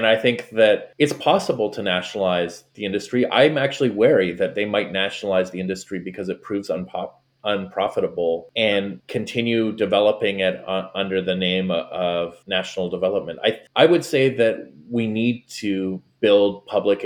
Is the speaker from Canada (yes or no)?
yes; Canada; moved away as an adult; now in Florida, United States; being Canadian